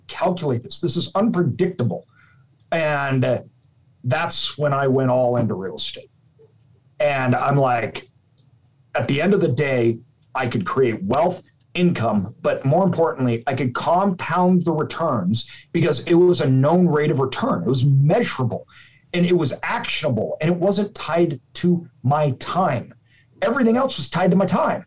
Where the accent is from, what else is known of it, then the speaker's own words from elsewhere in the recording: Idaho, United States; I'm from Idaho.